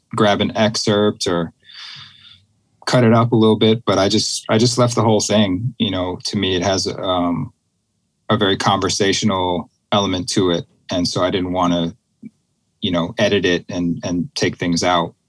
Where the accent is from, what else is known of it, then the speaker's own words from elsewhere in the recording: Boston, Massachusetts, United States; I grew up in the Boston area